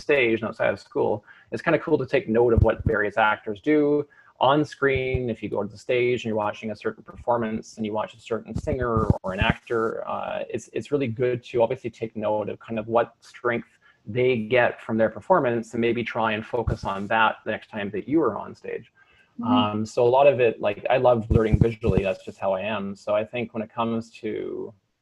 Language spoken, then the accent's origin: English; Maple Ridge, British Columbia, Canada; moved away; I'm actually from Maple Ridge. So Maple Ridge is a community about roughly an hour, I guess, to the east of Vancouver. And predominantly it's a farming community, but it's one of, I guess, BC's fastest growing cities now. And it was a great place to grow up.